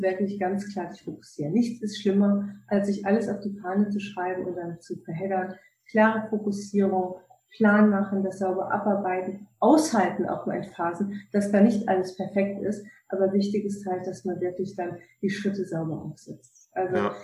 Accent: Cologne, North Rhine-Westphalia, Germany; moved away; ich komme eigentlich aus Köln, ne? Rheinländer

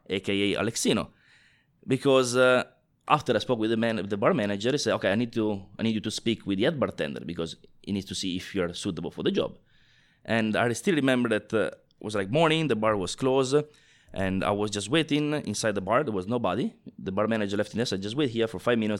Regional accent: Italy; moved away; I'm originally from Italy

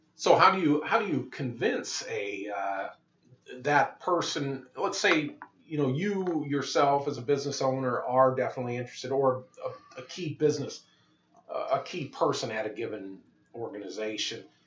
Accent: Moline, Illinois, United States; I grew up in Moline, uh, home of uh, Deere and Company

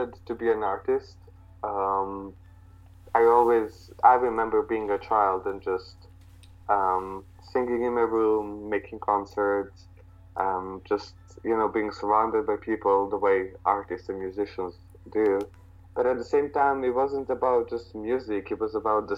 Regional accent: near Vlasina lake, Southern and Eastern Serbia, Serbia; there was this lake called the Vlasina, which is, I guess, an hour and a half in the mountains from my hometown

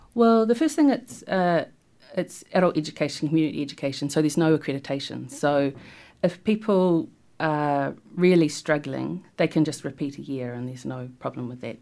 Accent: New Plymouth, Taranaki, New Zealand; accent: Taranaki lilt; also born or lived in Taumarunui; I actually grew up in Taranaki in New Plymouth

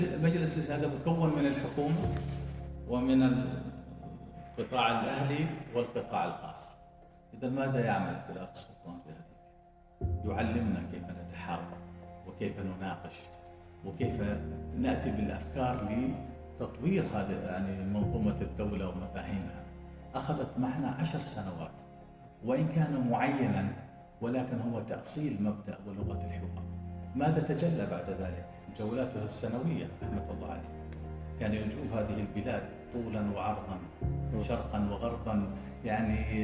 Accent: Oman; نحن كعمانيين

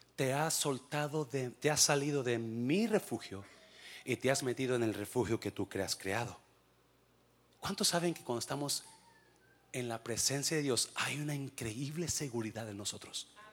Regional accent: Mexico; moved away; Soy mexicano y qué. Se me nota el nopal y qué.

